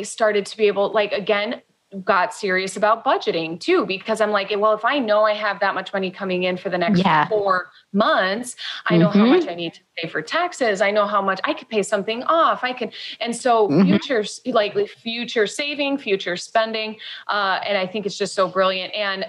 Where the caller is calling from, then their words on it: Mexico; sorry if you can hear the roosters, we're calling in from Mexico.